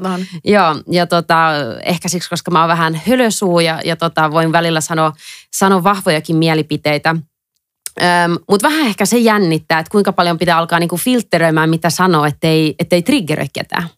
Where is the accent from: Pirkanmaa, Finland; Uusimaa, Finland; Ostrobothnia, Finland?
Uusimaa, Finland; Helsinki; moved away as an adult; also born or lived in England / Dublin; Mä oon suomenruotsalainen. Mä oon alun perin Helsingistä.